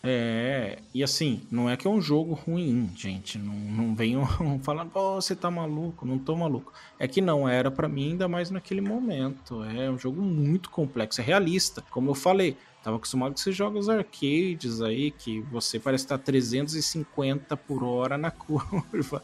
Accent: São Sebastião, Brazil; Na minha terra natal, em São Sebastião

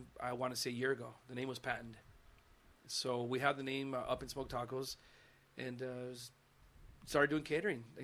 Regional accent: Los Angeles, California, United States; also born or lived in Miami; I'm from East LA, born and raised

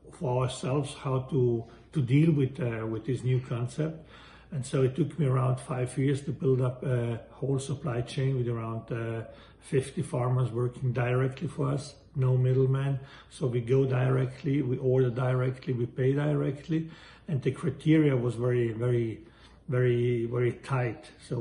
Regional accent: Valle Aurina, Trentino-Alto Adige, Italy; moved away as an adult; I was born in Valle Aurina, which is a small valley in the most northern part of Italy

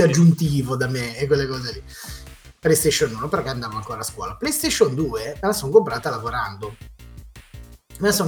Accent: Genoa, Liguria, Italy; io sono genovese

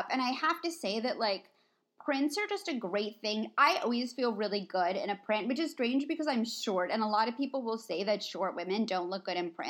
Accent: East Coast, United States; It's I'm I'm like from the East Coast.

